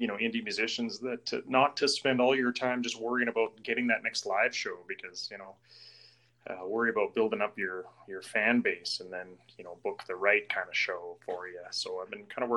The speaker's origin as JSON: {"language": "English", "region": "Northeast Alberta", "country": "Canada", "said": "I'm from Northeast Alberta"}